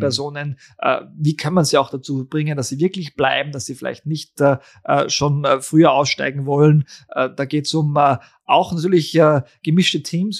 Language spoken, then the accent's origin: German; Austria; bei uns in Österreich